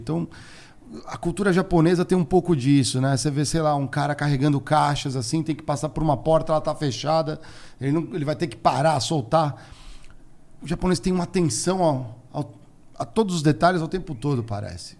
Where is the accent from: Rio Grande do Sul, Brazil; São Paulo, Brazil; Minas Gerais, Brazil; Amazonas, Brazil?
São Paulo, Brazil; eu cresci, a minha juventude aqui em São Paulo foi bem, bem próximo de Congonhas